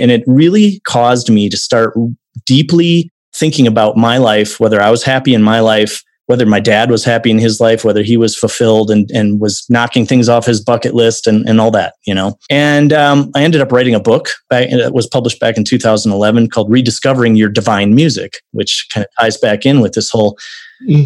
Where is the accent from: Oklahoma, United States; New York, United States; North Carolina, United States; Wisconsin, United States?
Wisconsin, United States; now in Arizona, United States; originally from Wisconsin. I'm from the Midwest myself.